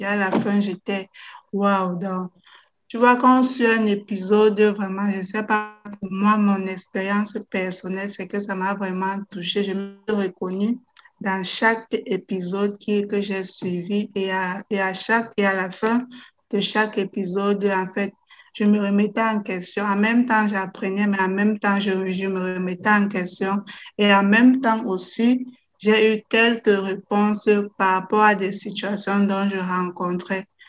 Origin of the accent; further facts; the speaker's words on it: Cameroon; also born or lived in Netherlands; now in Belgium; je suis camerounaise